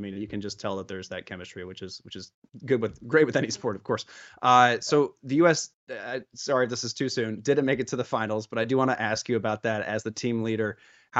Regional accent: Kansas City, United States; I'm from Kansas City originally

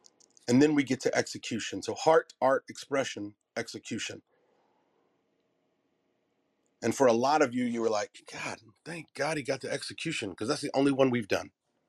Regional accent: Southern US, United States; if you can't say nothing nice, I'm from the South.

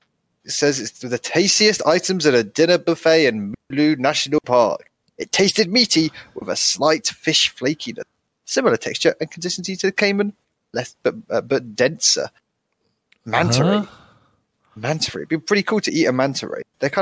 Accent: Quebec, Canada; I am from Quebec.

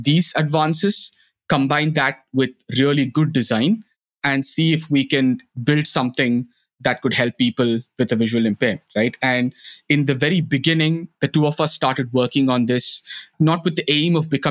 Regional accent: India; moved away as an adult; now in Netherlands; a blind school in my hometown in India

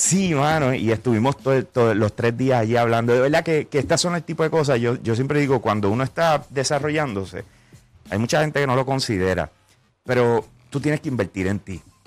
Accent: Puerto Rico; ¿De dónde yo vengo? Yo vengo de Puerto Rico.

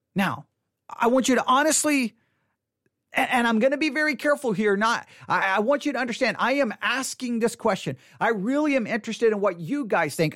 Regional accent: Texas, United States; I was born and raised in the state of Texas

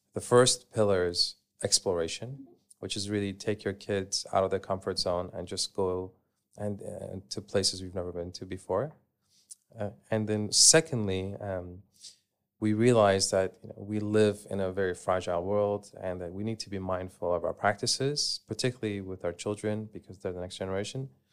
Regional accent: Canada; moved away as an adult; I grew up in Canada, and growing up, I would go, uh, camping with my family.

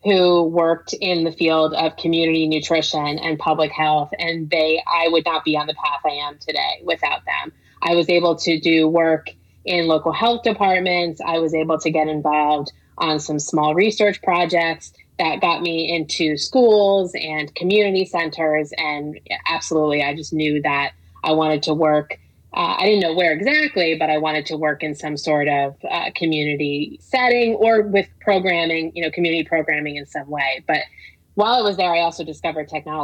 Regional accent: New Jersey, United States; now in Baltimore, United States; I'm from New Jersey. I went to Rutgers

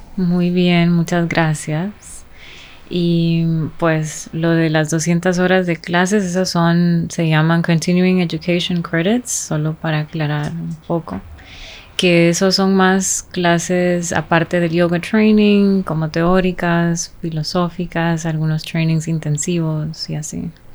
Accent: Honduras; creciendo en Honduras

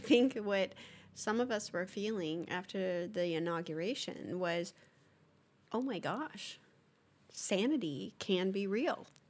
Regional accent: United States; being an American

